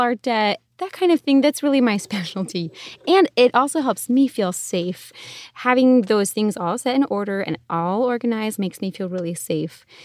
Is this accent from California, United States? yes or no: no; Connecticut, United States; now in Arizona, United States; I grew up in Connecticut, so yeah, East Coast, but now we live out in Arizona